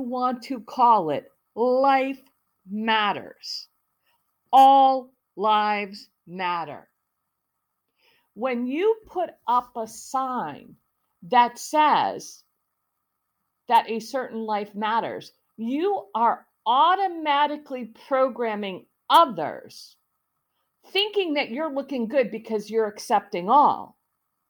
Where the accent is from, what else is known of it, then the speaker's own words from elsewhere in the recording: United States; also born or lived in Italy / Canada / Africa; I was raised mostly in the United States